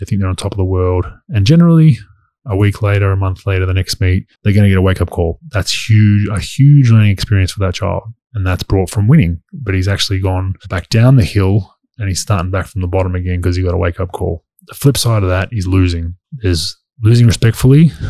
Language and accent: English; Australia; moved away as an adult; as an Aussie growing up